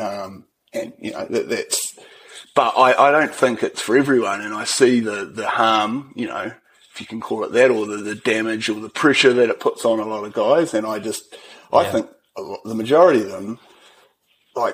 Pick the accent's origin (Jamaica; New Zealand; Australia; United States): New Zealand; New Plymouth, Taranaki; also born or lived in Hawera; So I was born in Hawera, but I didn't last long there. My father was a policeman, so he was moved up to New Plymouth and the family all went there.